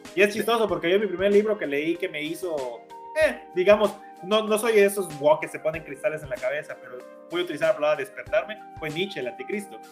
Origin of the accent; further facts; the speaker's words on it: Campeche, Mexico; moved away; also born or lived in Tizimín; yo soy de Campeche, nunca había estado en Tizimín